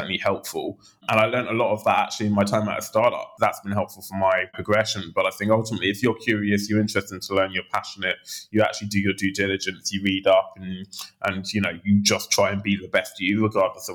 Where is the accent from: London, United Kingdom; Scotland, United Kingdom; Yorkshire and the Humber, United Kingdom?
London, United Kingdom; also born or lived in Oxford; I grew up in Southeast London in Lewisham prior